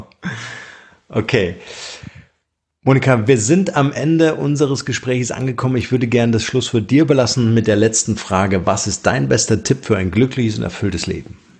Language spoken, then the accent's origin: German; Germany; uns Deutsche